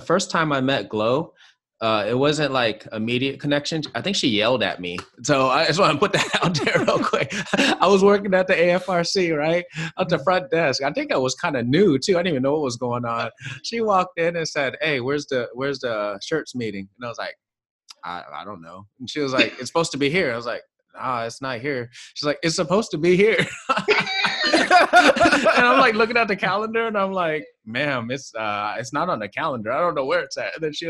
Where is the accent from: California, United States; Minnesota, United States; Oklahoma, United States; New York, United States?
New York, United States; New York City; moved away; also born or lived in Tacoma, Washington; I grew up in Jackson Heights, Queens.